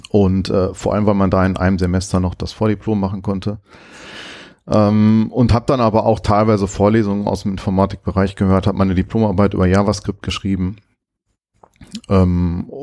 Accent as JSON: {"language": "German", "town": "Bochum", "region": "North Rhine-Westphalia", "country": "Germany", "tie": "born or raised there", "said": "ich komme aus Bochum"}